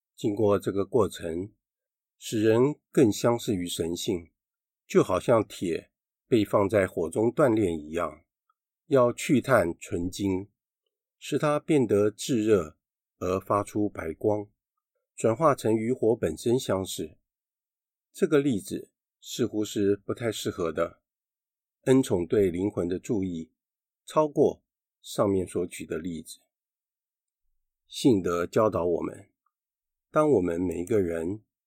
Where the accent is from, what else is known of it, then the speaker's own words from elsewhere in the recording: Taiwan; 我们台湾人民